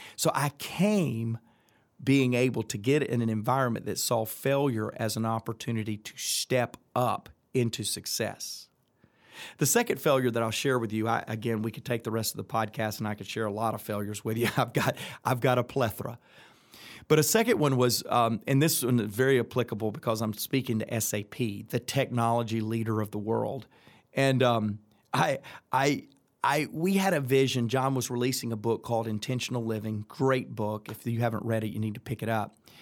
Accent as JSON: {"language": "English", "town": "Atlanta", "region": "Georgia", "country": "United States", "accent": "Southern", "said": "I'm from Atlanta, Georgia"}